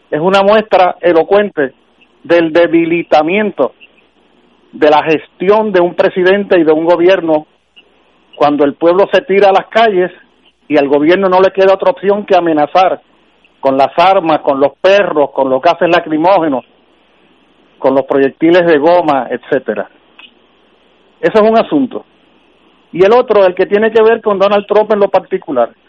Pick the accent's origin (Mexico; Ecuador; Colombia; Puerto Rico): Puerto Rico; Reconozco que como muchos puertorriqueños y puertorriqueñas